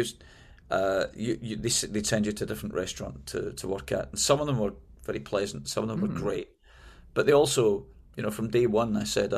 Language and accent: English; Glasgow, Scotland, United Kingdom; moved away as an adult; also born or lived in London; now in United States; I moved from Glasgow, my hometown, to London.